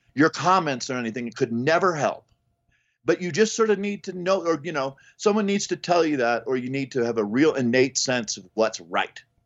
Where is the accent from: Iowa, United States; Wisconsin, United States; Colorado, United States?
Colorado, United States; Boulder; I grew up in South Boulder where Chris Weary grew up